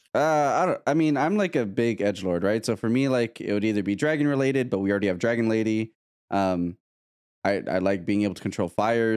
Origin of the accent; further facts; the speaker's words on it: Canada; I'm Canadian